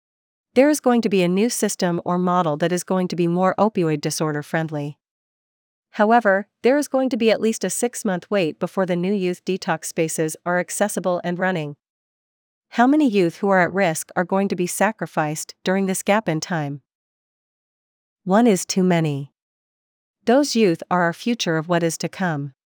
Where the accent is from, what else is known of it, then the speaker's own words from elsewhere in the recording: Vancouver, British Columbia, Canada; I was born and raised in Vancouver. I grew up in the Kitsilano area, and I graduated from Kitsilano High School.